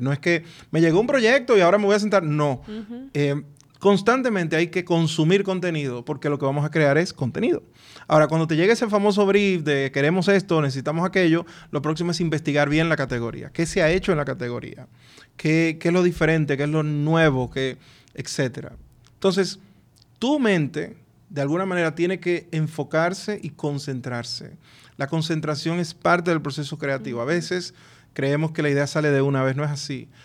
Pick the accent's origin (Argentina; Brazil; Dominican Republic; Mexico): Dominican Republic; cómo somos los dominicanos